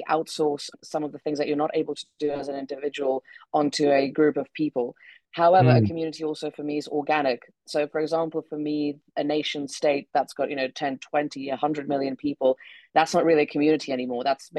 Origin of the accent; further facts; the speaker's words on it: Czechia; English is a second language; also born or lived in United Kingdom; I am originally from the Czech Republic, although as you can tell from my accent, I spent a long time in the UK.